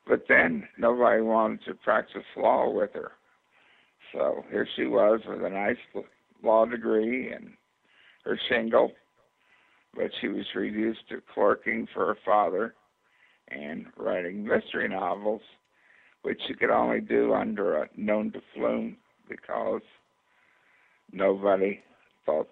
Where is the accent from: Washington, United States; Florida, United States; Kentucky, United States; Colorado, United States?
Kentucky, United States; also born or lived in Virginia; I was born in Virginia, but raised in Kentucky